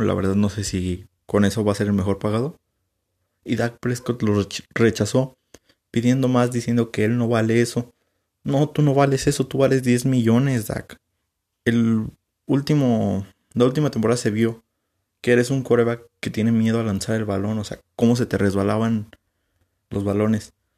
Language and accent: Spanish; San Luis Potosí, Mexico; yo como soy de aquí de San Luis